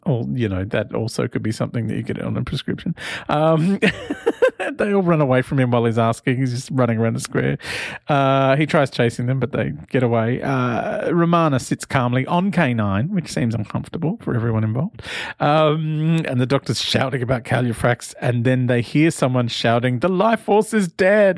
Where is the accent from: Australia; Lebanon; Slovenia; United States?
Australia; Sydney, New South Wales; accent: Aussie; I'm Australian